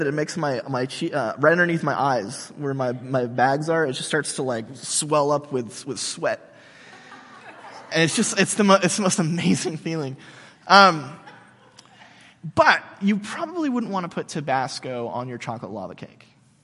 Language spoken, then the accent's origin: English; United States; we Americans